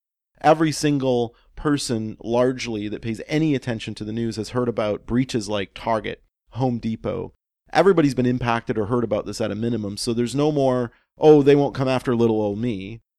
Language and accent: English; Canada; as a Canadian